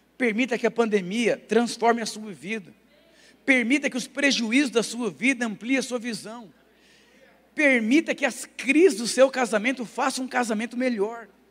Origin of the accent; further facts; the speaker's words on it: Brazil; also born or lived in Lapa; eu sou brasileiro